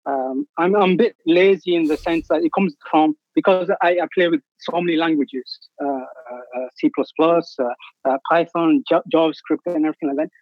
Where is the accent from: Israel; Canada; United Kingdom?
United Kingdom; England; moved away as an adult; now in Athens, Greece; grew up in England, but now I've got family in Greece, and I've been here 10 years